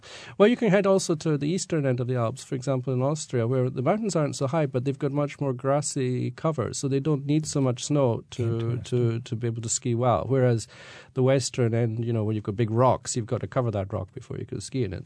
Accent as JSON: {"language": "English", "region": "Scotland", "country": "United Kingdom", "tie": "born or raised there", "moved": "yes", "said": "when I grew up, you know, we were brought up as being Scottish"}